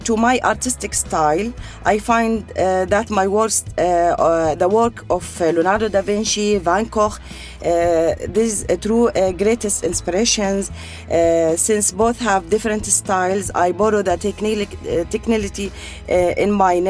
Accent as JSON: {"language": "English", "town": "Tafilah", "region": "Tafilah Governorate", "country": "Jordan", "tie": "born or raised there", "moved": "as an adult", "lives_now": "United Arab Emirates", "said": "I was born and raised in Jordan, in the south of Jordan. My country name was Tafila"}